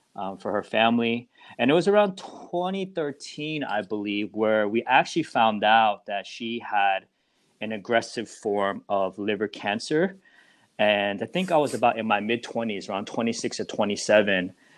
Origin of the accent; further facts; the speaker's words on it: New Jersey, United States; I'm actually from New Jersey